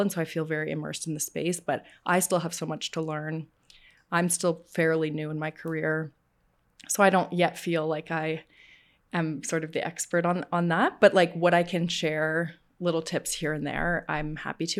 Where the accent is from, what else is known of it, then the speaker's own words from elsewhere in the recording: Calgary, Alberta, Canada; I was born and raised in Calgary